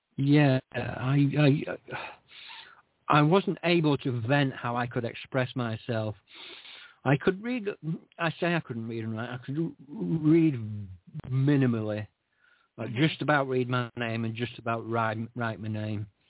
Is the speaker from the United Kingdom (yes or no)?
yes; Scotland, United Kingdom; I was born in Scotland